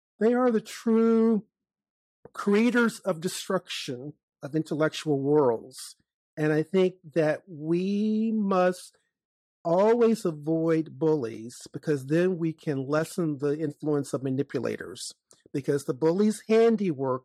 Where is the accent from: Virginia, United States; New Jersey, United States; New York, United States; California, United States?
Virginia, United States; Chesterfield County; when I was growing up in Chesterfield County, Virginia